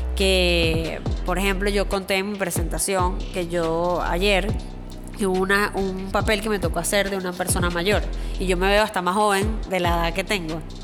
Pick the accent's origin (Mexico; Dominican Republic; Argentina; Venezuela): Venezuela; moved away as an adult; also born or lived in New York; now in Miami, United States; venezolana viviendo en los Estados Unidos